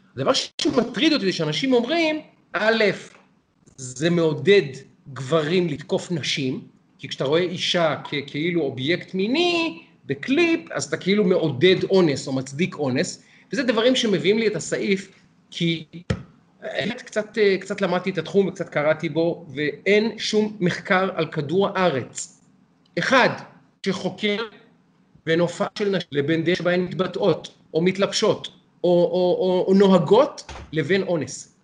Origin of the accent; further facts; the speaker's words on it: Israel; אני ישראלי